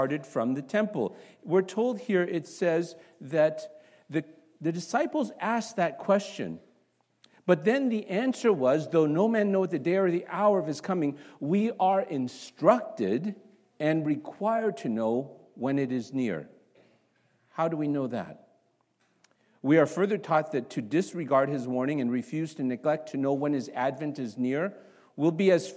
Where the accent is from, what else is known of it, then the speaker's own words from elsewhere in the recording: Toronto, Ontario, Canada; moved away; also born or lived in Singapore / North Carolina / Chicago; I grew up, although I was born in Singapore, I grew up in Toronto, Canada.